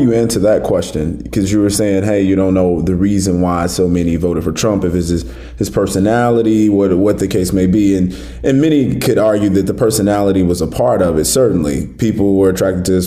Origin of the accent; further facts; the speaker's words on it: Chicago, Illinois, United States; I'm from the South Side of Chicago.